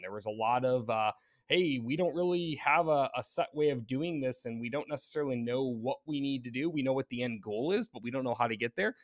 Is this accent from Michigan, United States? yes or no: yes; Michigan, United States; moved away as an adult; also born or lived in Detroit, Michigan; now in Royal Oak, United States; born in, in Metro Detroit, or actually in Detroit, um, and then moved up and spent, uh, majority of my childhood in mid-Michigan in kind of farm country land